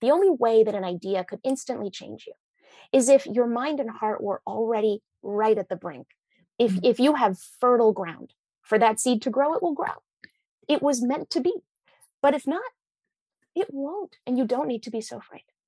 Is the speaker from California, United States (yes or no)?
no; Washington, United States; we're both from Washington State, right? I grew up in Everett and you're in Seattle.